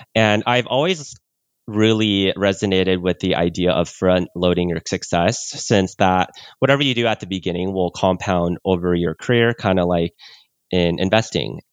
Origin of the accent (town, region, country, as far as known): California, United States; born or raised there; also born or lived in Oklahoma